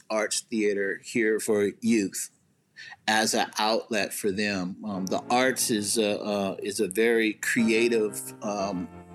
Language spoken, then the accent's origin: English; Seattle, Washington, United States; I grew up in the central area, obviously in Seattle.